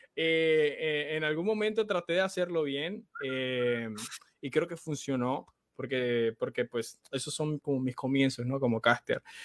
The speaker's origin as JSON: {"language": "Spanish", "town": "Santa Marta", "region": "Magdalena", "country": "Colombia", "said": "yo acá en la ciudad de donde soy, en Santa Marta"}